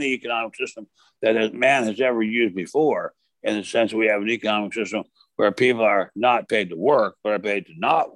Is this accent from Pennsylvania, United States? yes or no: no; Maryland, United States; the state of Maryland, my home state